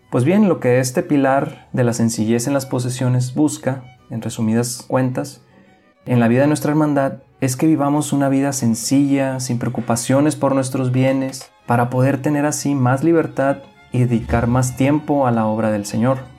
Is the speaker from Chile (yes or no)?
no; Mexicali, Baja California, Mexico; moved away; soy originario de Mexicali, Baja California y tengo ya 11 años desde que salí de aquellas tierras para lanzarme a la mayor aventura de mi vida